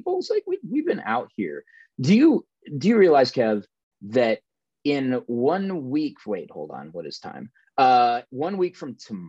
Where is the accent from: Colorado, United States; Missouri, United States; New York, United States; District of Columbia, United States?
Colorado, United States; Denver; growing up in Denver